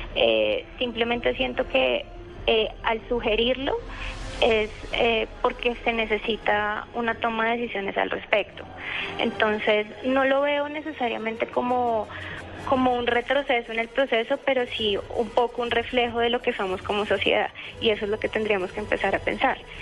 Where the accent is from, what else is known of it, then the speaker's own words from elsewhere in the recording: Colombia; como nosotros colombianos